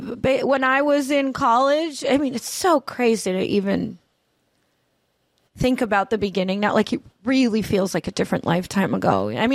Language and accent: English; New Jersey, United States; moved away; I'm from New Jersey